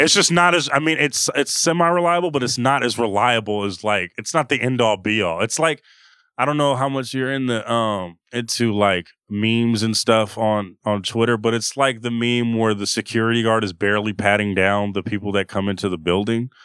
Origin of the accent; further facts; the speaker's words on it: Oakland, California, United States; I'm from Oakland, from the Bay